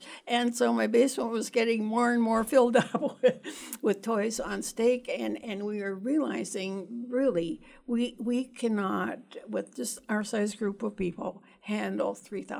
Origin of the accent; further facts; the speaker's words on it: Canada; moved away as an adult; I think also I immigrated to this country from Canada years ago and with my husband and three children.